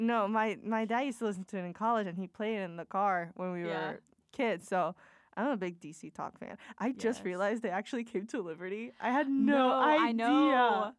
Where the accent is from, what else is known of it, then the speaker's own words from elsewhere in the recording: Puerto Rico; moved away as an adult; I'm Latina. I'm from Puerto Rico.